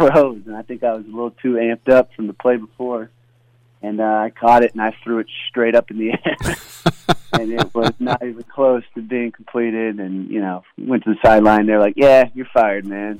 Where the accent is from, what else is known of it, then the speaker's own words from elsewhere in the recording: Austin, Texas, United States; I'm from Lake Travis